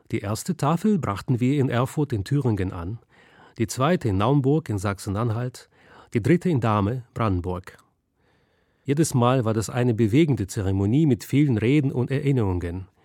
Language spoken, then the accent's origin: German; Russia; now in Berlin, Germany; Ich bin vor 20 Jahren aus Russland nach Berlin gezogen